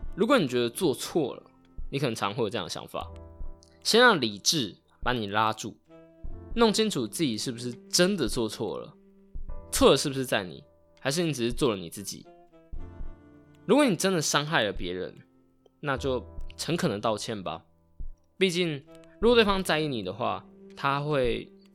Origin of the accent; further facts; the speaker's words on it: Taitung, Taitung County, Taiwan; 老家，在台东是一个三代同堂的大家庭